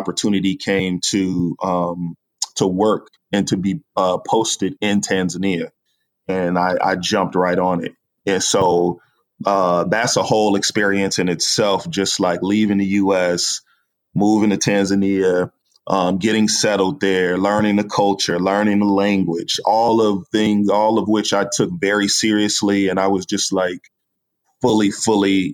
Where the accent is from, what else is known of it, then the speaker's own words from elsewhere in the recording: Chicago, Illinois, United States; moved away as an adult; also born or lived in Virginia / Maryland / Washington, District of Columbia, United States / Africa; I'm originally from Chicago, south side of Chicago. Went to Virginia for undergrad and grad school in Maryland